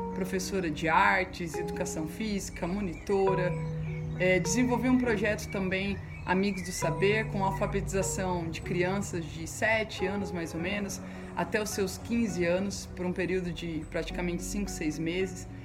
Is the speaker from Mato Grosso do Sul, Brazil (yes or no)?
yes; Campo Grande, Mato Grosso do Sul, Brazil; also born or lived in São Tomé and Príncipe; eu sou daqui de Campo Grande, Mato Grosso do Sul